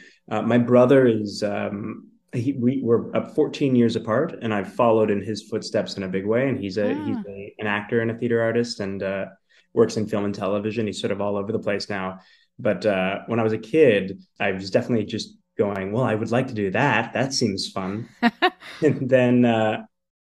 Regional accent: Caledon East, Ontario, Canada; now in Toronto, Canada; I was born and raised in Caledon East, Ontario

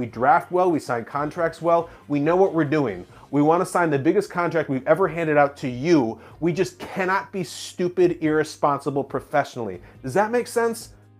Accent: Chicago suburbs, Illinois, United States; I was growing up in Chicago suburbs

